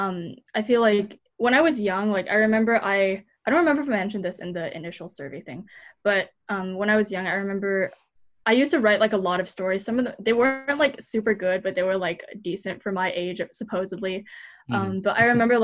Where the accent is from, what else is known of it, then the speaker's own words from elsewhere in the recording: United States; as a Taiwanese American, because when I growing up in America